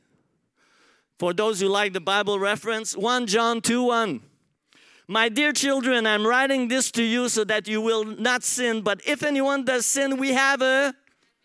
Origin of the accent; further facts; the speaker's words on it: Montreal, Quebec, Canada; English is a second language; moved away as an adult; now in Australia; I come from Montreal